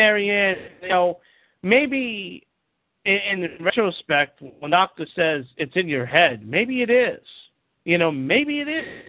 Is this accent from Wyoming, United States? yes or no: no; New York, United States; Everybody knows I'm a New Yorker.